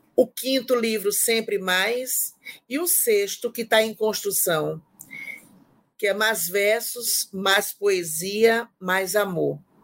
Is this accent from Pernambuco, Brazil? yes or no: yes; Timbaúba, Pernambuco, Brazil; moved away as an adult; now in João Pessoa, Brazil; minha mãe me matriculou em uma escola de pintura lá na minha cidade, em Timbaúba, que é de Pernambuco